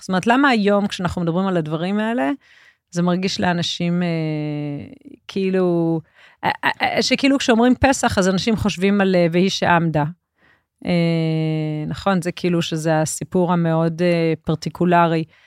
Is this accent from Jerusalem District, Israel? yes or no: yes; Jerusalem, Jerusalem District, Israel; אני ירושלמית